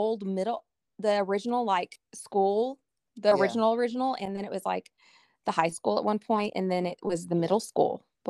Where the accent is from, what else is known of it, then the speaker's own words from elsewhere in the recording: Frisco, Texas, United States; I grew up in Frisco when it was like dirt roads.